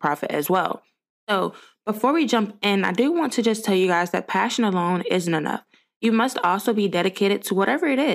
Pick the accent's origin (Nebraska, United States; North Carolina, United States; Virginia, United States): Virginia, United States; Richmond; I grew up in Richmond, Virginia